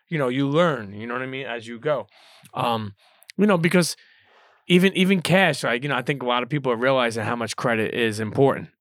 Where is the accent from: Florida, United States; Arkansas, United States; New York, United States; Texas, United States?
New York, United States; New York City; for a Brooklyn kid